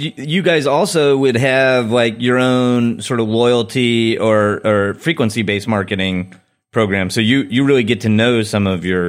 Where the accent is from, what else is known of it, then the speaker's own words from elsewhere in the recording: San Diego, California, United States; now in Chicago, United States; I grew up in San Diego, California